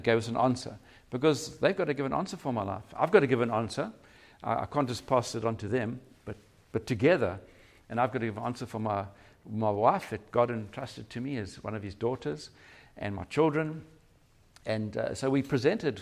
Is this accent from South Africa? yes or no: yes; Durban, KwaZulu-Natal, South Africa; moved away as an adult; now in Cape Town, South Africa; We're from Durban originally